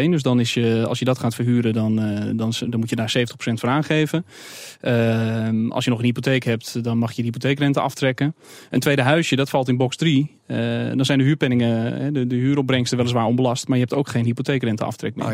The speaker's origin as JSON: {"language": "Dutch", "town": "Amsterdam", "region": "North Holland", "country": "Netherlands", "said": "ook zelf als Amsterdammer."}